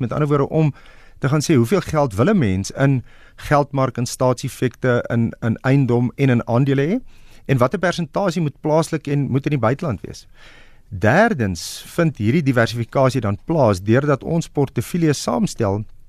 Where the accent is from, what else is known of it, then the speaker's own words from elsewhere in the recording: South Africa; ons as Suid-Afrikaners